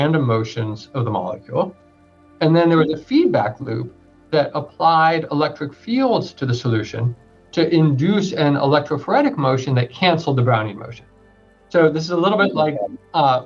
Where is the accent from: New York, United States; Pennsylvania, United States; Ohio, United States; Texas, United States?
New York, United States; New York City; I grew up in New York City